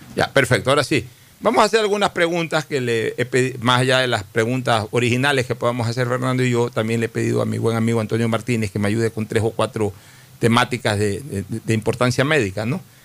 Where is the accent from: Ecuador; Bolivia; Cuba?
Ecuador; Guayaquil, Guayas; mi barrio de muchacho fue la Nueva Kennedy y un poco antes el barrio Orellana de niño